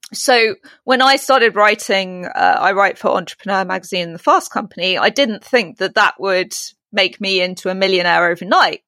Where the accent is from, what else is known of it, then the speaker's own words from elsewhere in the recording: United Kingdom; accent: British; In my British accent